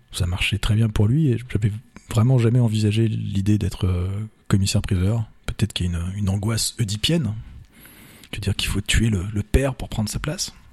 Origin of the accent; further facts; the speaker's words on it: Vendôme, Centre-Val de Loire, France; moved away as an adult; also born or lived in Paris / Blois / Touraine; je suis né à Paris comme, comme beaucoup, mais je n'y ai pas vécu au-delà de la période de, de, mes études. Mes parents se sont installés à Vendôme. J'étais au collège, non, j'étais pensionnaire à Blois. J'étais au lycée à Vendôme